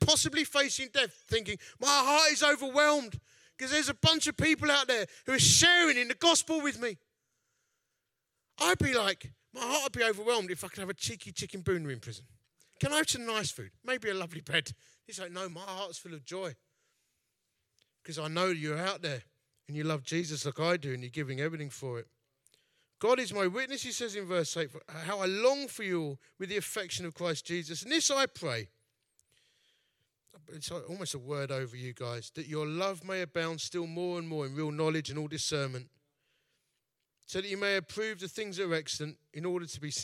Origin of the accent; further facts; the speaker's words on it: Dagenham, London, United Kingdom; also born or lived in Romford; I'm from Dagenham.